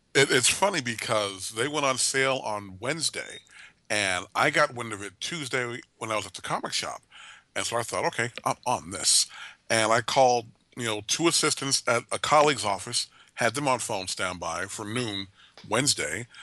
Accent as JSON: {"language": "English", "town": "Oakland", "region": "California", "country": "United States", "tie": "born or raised there", "moved": "as an adult", "said": "I grew up in Oakland first twenty-two years of my life"}